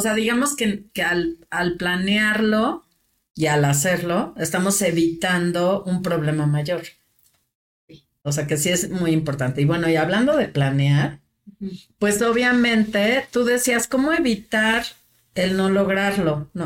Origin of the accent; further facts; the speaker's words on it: Mexico; los mexicanos somos muy dados a eso